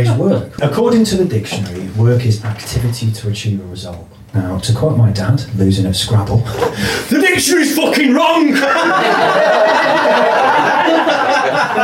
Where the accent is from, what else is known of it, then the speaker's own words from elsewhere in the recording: North Wales, United Kingdom; I'm from North Wales